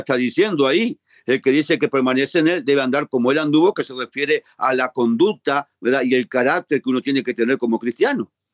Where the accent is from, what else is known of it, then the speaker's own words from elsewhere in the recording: Uruguay; en mi país, en Uruguay